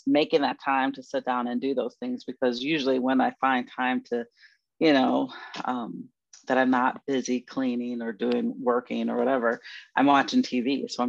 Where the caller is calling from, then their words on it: Maryland, United States; I am from Maryland, the DMV area.